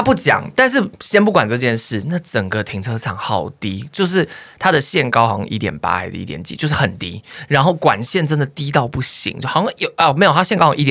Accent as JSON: {"language": "Chinese", "region": "Nantou County", "country": "Taiwan", "tie": "born or raised there", "also_born_or_lived": "Taipei / Taichung", "moved": "as an adult", "said": "我在南投成长很久"}